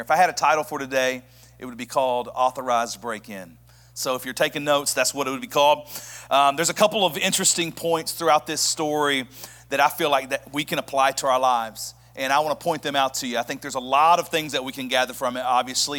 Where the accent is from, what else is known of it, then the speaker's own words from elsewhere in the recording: Birmingham, Alabama, United States; moved away as an adult; now in Knoxville, United States; I'm actually from Birmingham, Alabama